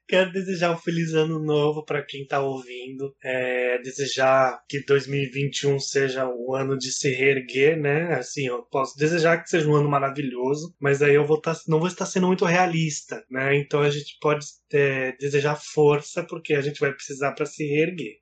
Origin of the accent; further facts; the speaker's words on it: Brazil; a gente é brasileiro